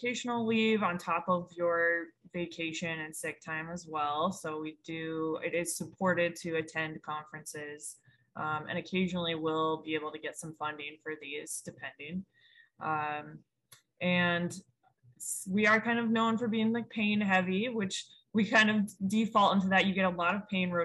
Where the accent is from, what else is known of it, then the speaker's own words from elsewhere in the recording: Montana, United States; moved away as an adult; also born or lived in Chicago; now in New Orleans, United States; I'm originally from Montana, and then I did med school in Chicago, and I made my way down here.